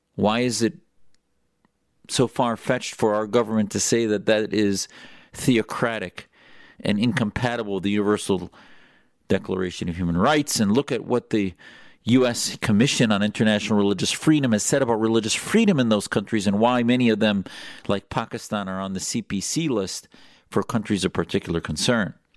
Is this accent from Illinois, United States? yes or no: no; Wisconsin, United States; I grew up in Wisconsin